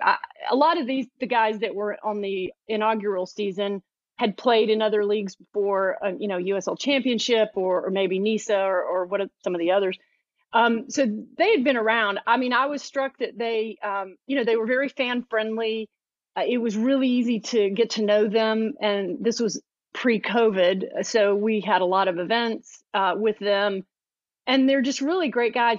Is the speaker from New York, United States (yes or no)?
no; Atlanta, Georgia, United States; moved away as an adult; now in Chattanooga, United States; I'm from Atlanta originally. I live in Chattanooga now